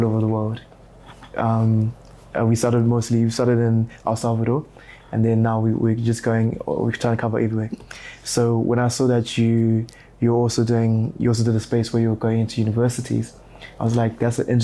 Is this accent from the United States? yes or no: no; Harare, Zimbabwe; now in Bulawayo, Zimbabwe; I actually grew up here in Harare and then I moved to Bulawayo, but this is my hometown